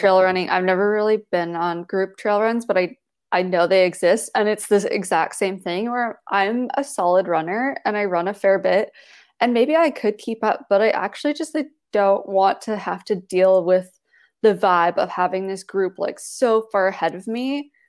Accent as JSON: {"language": "English", "country": "Canada", "said": "I'm a Canadian"}